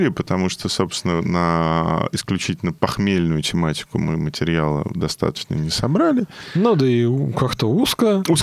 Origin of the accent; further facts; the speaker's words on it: Odesa, Odesa Oblast, Ukraine; Привет, мы из Одессы, здравствуйте.